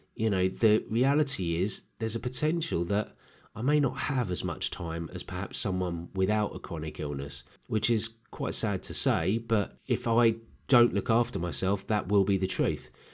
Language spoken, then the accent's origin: English; Herne Bay, South East England, United Kingdom; also born or lived in Lambeth, London / Peckham, London; move out of London to Kent. And my dad had been stationed in Canterbury, he found a home in a little seaside town called Herne Bay.